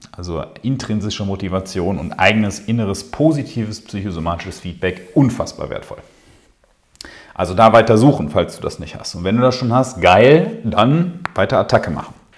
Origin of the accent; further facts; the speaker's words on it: Ruhr area, North Rhine-Westphalia, Germany; hier bei uns im Ruhrpott